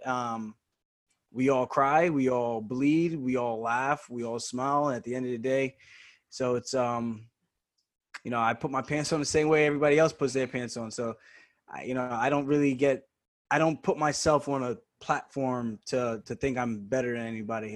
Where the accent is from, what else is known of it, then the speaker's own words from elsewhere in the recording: Roosevelt, New York, United States; also born or lived in Uniondale, New York; I grew up in Roosevelt. Then when I transferred schools, moved to Uniondale, seventh and eighth grade in middle school